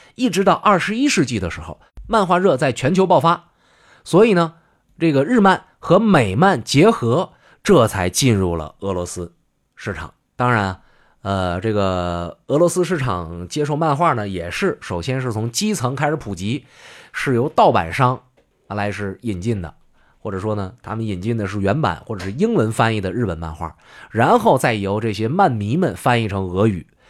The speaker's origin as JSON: {"language": "Chinese", "country": "China", "said": "作为中国人"}